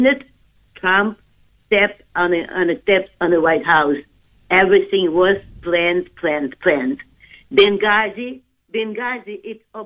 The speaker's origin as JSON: {"language": "English", "country": "Ukraine", "moved": "yes", "said": "I am from Ukraine"}